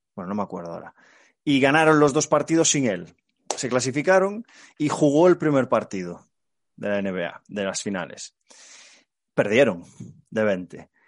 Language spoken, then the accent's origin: Spanish; Galicia, Spain; como buen gallego